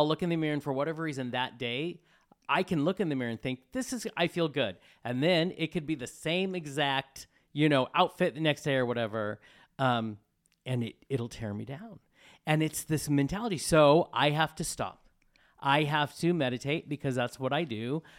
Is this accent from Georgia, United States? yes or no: no; Colorado, United States; I grew up in Colorado.